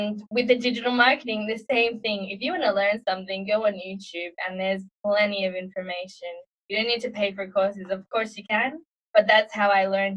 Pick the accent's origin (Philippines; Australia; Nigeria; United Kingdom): Australia; Sydney, New South Wales; moved away as an adult; now in Prague, Czech Republic; I'm from Sydney, Australia, originally, but I'm currently living in Prague in the Czech Republic.